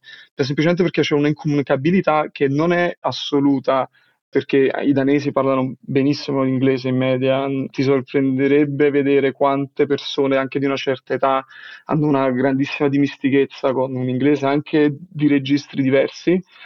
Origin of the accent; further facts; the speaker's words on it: Naples, Campania, Italy; first language Italian; moved away as an adult; now in Denmark; sono del, del sud Italia, sono napoletano e studiavo all'Università di Napoli